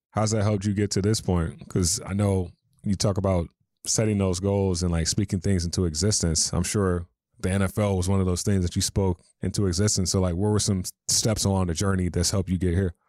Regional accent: North Carolina, United States; moved away; I'm from North Carolina

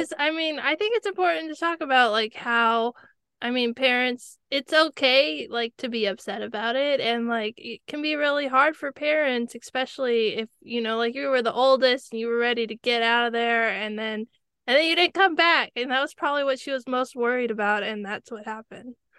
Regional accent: California, United States; I grew up watching the Kentucky Derby, even though I grew up in California

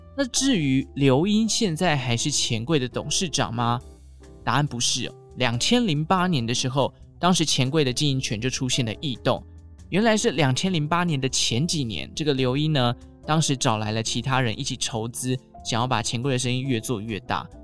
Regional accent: Taichung, Taiwan; 像我们中部台中人呢，就会说银柜或者是美乐蒂啦

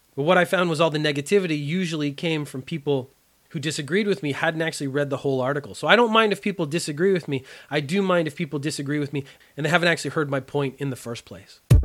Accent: Canada; growing up in Canada

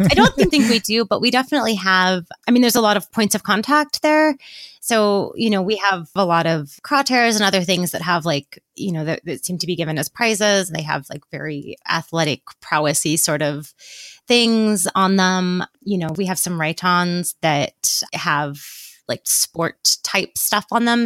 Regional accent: Northern California, United States; I'm from Northern California

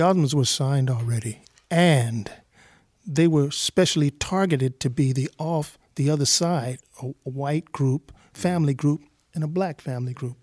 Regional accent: Los Angeles, California, United States; also born or lived in South Bend, Indiana / Tennessee; I was from the Nickus and Garden and Watts

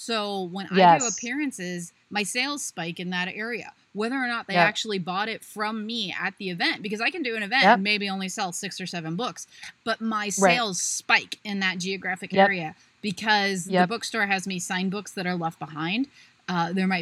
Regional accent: Ohio, United States; Ohio is always my biggest seller. Hometown

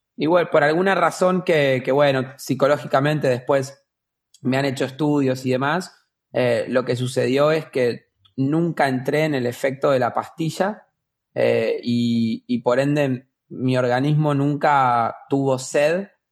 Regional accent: Argentina; vivo en Argentina, nací en Argentina

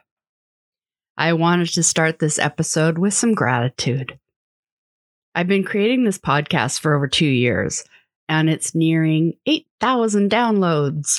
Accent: Vancouver, British Columbia, Canada; I grew up in Vancouver

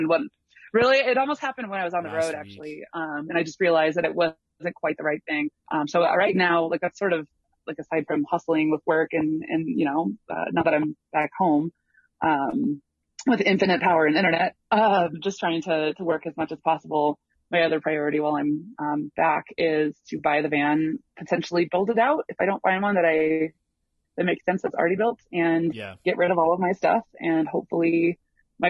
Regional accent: Tuscola, Illinois, United States; moved away; also born or lived in Chicago; I'm from a really tiny little, like, farm town

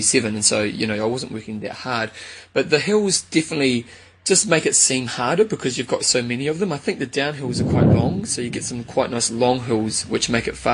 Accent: New Zealand; I'm from New Zealand

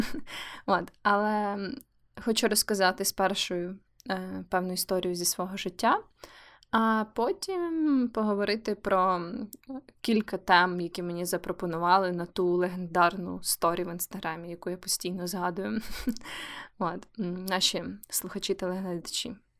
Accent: Kyiv, Ukraine; now in Lviv, Ukraine; Київ це моє рідне місто, хоча я живу у Львові вже дуже довгий час

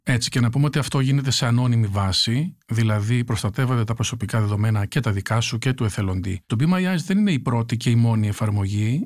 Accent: a village in Chalkidiki, Central Macedonia, Greece; also born or lived in New York, United States; now in Athens, Greece; Ένα χωριό τη Βόρεια Ελλάδα, στη Χαλκιδική

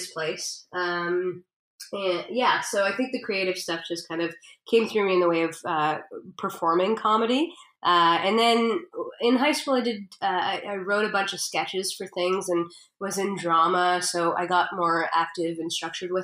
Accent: Canada

